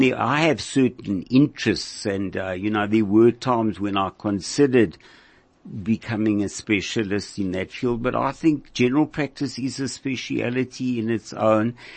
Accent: Bloemfontein, Free State, South Africa; moved away as an adult; I grew up in Bloemfontein in the Free State.

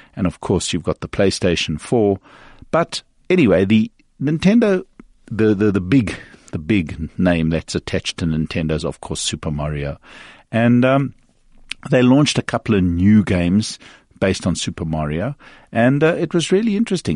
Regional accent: South Africa; a South African media

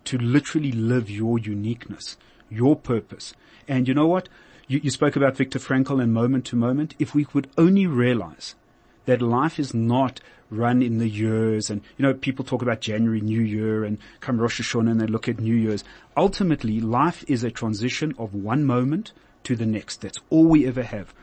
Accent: South Africa; I'm a South African and moved on

